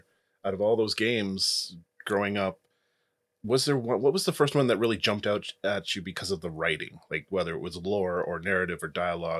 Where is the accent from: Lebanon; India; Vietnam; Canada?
Canada; the Bible Belt of Alberta; growing up in the Bible Belt of Alberta during the Satanic Panic